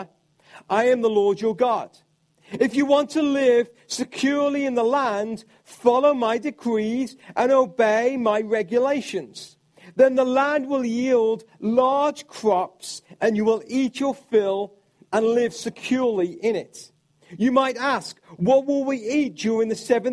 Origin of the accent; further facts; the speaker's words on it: United Kingdom; I'm from the United Kingdom